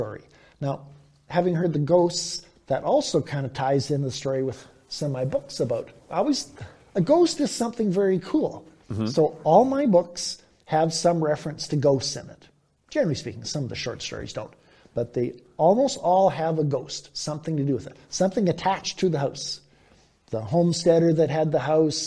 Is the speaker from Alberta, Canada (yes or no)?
no; Victoria, British Columbia, Canada; also born or lived in Vancouver; I grew up in Victoria and also lived for years in Vancouver